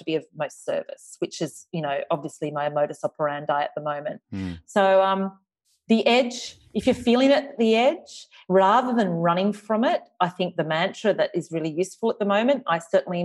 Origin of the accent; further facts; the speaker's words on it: Australia; accent: Australian; my Australian accent